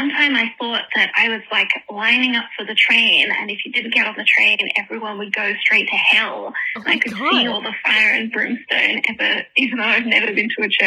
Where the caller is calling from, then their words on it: Sydney, New South Wales, Australia; I am calling from Sydney.